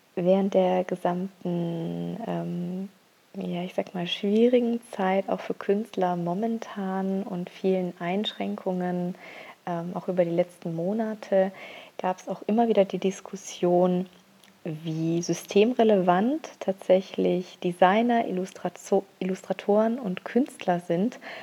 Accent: Augsburg, Bavaria, Germany; moved away as an adult; also born or lived in Rhine; now in Upper Lusatia, Germany; komme gebürtig aus Augsburg

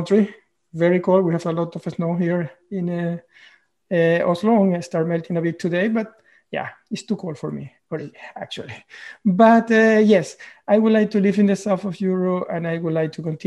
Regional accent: Venezuela; moved away as an adult; now in Norway; I am originally from Venezuela. I have been living in Norway for the last 12 or 13 years.

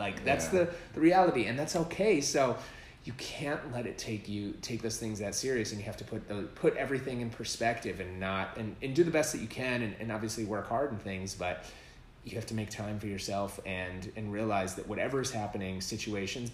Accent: Minneapolis, Minnesota, United States; now in Los Angeles, United States; I grew up in Minneapolis and being

